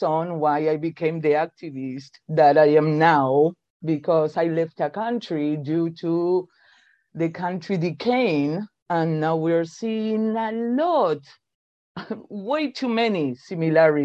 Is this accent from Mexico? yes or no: no; Buenos Aires, Argentina; moved away as an adult; now in Texas, United States; I'm originally from Buenos Aires, Argentina, way south